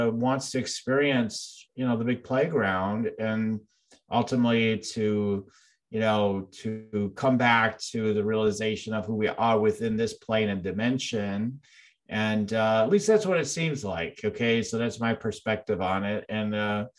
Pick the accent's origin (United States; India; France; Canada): United States; Illinois; I'm actually from Illinois